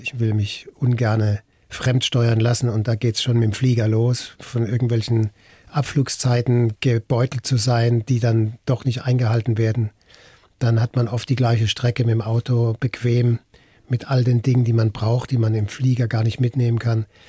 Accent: Mannheim, Baden-Württemberg, Germany; ich komme aus Mannheim

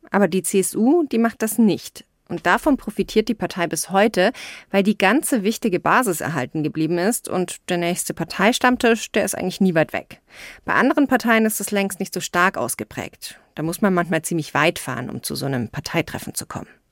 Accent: Rosenheim, Bavaria, Germany; ich bin aus Bayern, aus Rosenheim ganz im Süden

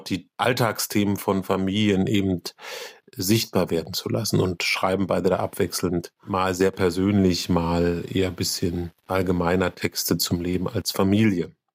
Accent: Berlin, Germany; auch in Berlin geboren

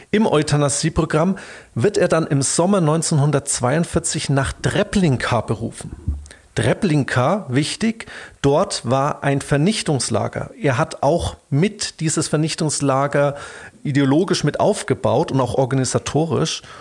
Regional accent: Bavaria, Germany; hier bei uns in Bayern

